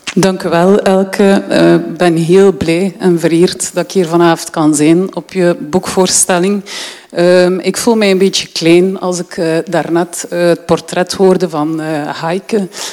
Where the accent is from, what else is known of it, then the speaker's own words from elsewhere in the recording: Deinze, Flanders, Belgium; moved away as an adult; now in Ghent, Belgium; Ik ben opgegroeid in Deense